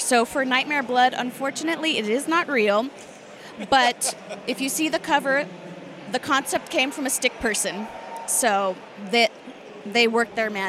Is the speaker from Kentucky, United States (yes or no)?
no; Sacramento, California, United States; I'm from Sacramento, California.